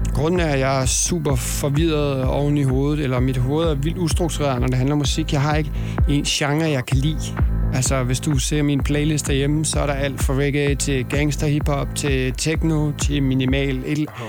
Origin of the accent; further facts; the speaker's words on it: Aarhus, Central Denmark Region, Denmark; also born or lived in Copenhagen, Denmark; now in Los Angeles, United States; jeg er jo fra Aarhus, og jeg elsker Aarhus